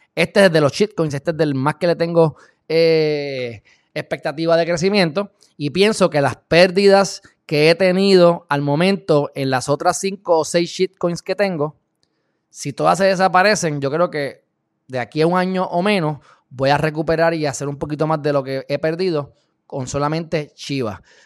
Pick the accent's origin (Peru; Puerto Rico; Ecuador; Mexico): Puerto Rico; Yo soy puertorriqueño, mi papá es cubano, pero yo soy hijo del planeta Tierra